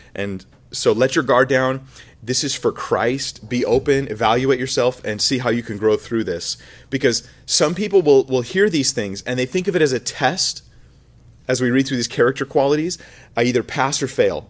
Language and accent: English; United States; moved away; when I grew up in America